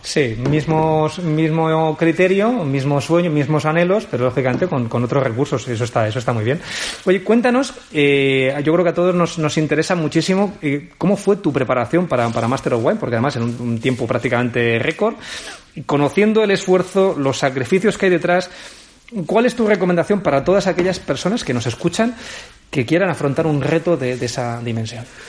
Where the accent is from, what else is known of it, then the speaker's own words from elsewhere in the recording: Aragon, Spain; como buen aragonés somos cabezones